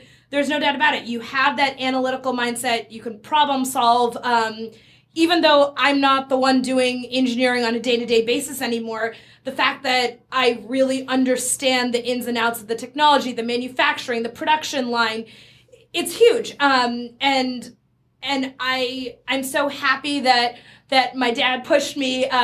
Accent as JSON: {"language": "English", "town": "Burlington", "region": "Massachusetts", "country": "United States", "tie": "born or raised there", "also_born_or_lived": "San Francisco / India", "said": "I grew up in Burlington, Massachusetts"}